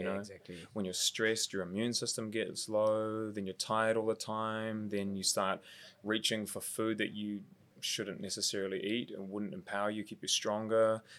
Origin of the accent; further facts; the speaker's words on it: Mount Eden, Auckland, New Zealand; I grew up in Mount Eden, so just around the corner from where we are right now